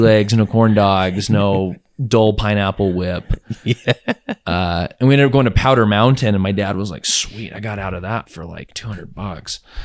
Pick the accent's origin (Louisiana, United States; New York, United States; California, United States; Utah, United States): Utah, United States; Logan; born or raised there